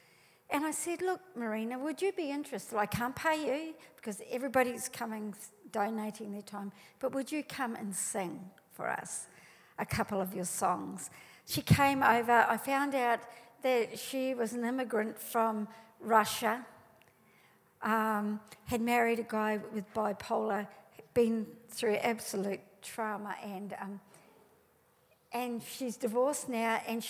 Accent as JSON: {"language": "English", "country": "New Zealand", "moved": "yes", "lives_now": "Australia", "said": "I came to Australia from New Zealand and we are different. We might speak the same English, but we are different."}